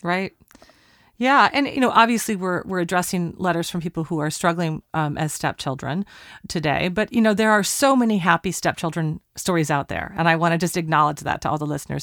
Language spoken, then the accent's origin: English; Portland, Oregon, United States; Portland, Oregon, my hometown.